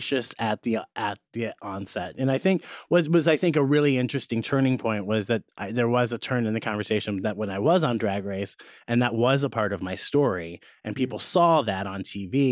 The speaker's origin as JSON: {"language": "English", "region": "Midwest", "country": "United States", "said": "I'm from the Midwest"}